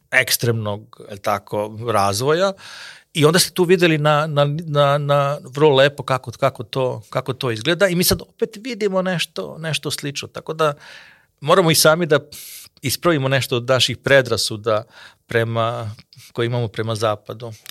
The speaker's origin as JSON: {"language": "Croatian", "country": "Serbia", "said": "kod nas u Srbiji"}